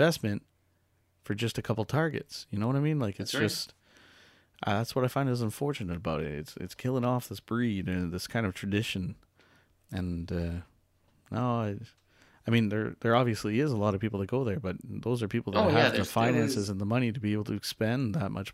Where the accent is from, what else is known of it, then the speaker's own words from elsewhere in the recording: Bathurst, New Brunswick, Canada; now in Tracadie, Canada; we're from Bathurst